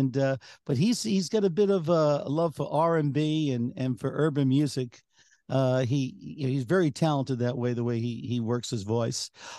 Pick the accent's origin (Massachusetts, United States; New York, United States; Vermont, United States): New York, United States; Long Island; my experience growing up on Long Island.